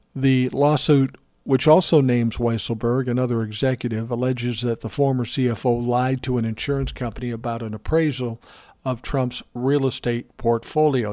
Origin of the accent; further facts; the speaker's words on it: Minnesota, United States; my home state. of Minnesota.